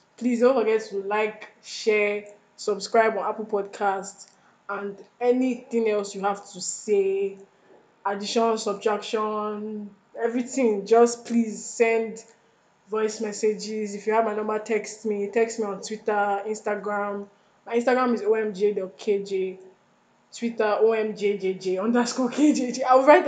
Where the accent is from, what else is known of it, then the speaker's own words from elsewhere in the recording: Jamaica; now in Nigeria; Actually, I'm not from here. I just said, let me put it out there. I am not. I am from Jamaica.